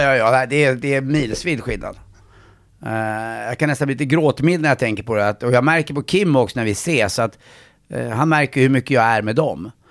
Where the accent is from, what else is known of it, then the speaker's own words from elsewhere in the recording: Stockholm, Stockholm County, Sweden; jag är uppväxt eh, på Östermalm.